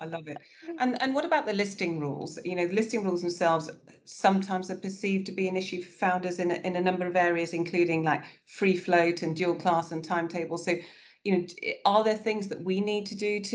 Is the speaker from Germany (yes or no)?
no; United Kingdom; as British leaders and British companies